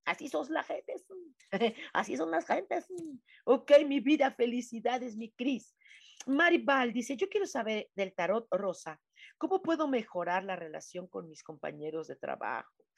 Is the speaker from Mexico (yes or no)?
yes; Mexico; como decimos mexicanos